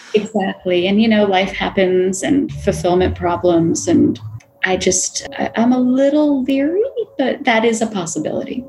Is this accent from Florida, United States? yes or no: yes; Florida, United States; I grew up in Florida